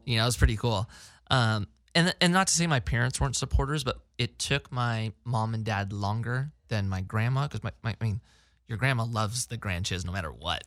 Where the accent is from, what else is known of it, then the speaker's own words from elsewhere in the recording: Placerita, California, United States; also born or lived in Newbury Park; so I grew up in Placeagora